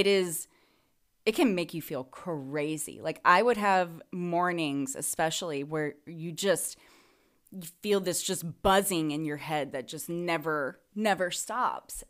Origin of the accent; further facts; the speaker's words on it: the South, United States; moved away; I'm from the South